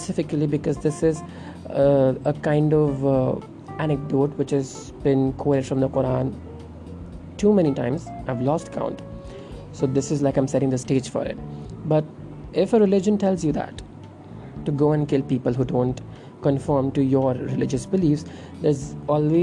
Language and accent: English; India